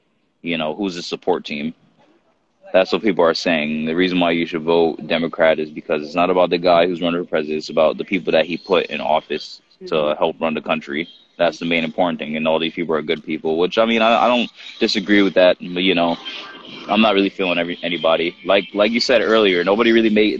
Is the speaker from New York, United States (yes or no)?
yes; New York, United States; I'm from New York.